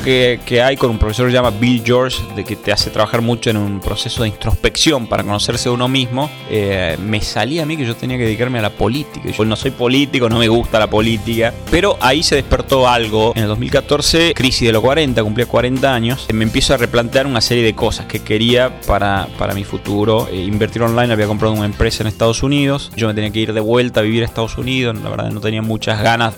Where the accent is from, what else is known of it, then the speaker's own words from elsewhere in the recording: Tucumán, Argentina; moved away as an adult; also born or lived in United States; yo soy tucumano